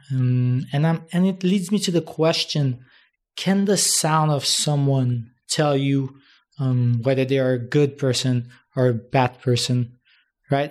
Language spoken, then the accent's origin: English; Haiti; now in Dominican Republic; from Haiti and I was born there.